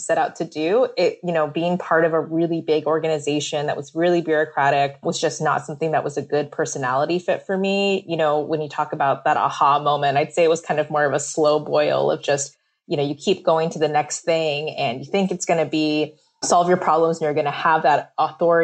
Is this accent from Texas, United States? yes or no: no; California, United States; I'm Vietnamese American. I grew up in California